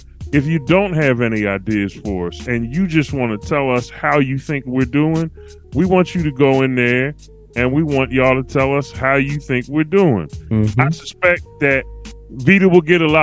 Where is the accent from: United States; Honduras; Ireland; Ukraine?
United States; Philadelphia, Pennsylvania; I am from Philadelphia, Philly